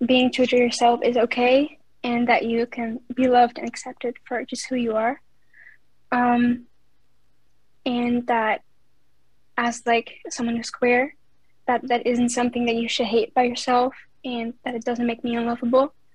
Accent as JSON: {"language": "English", "country": "Netherlands", "said": "Um, I'm from Netherlands."}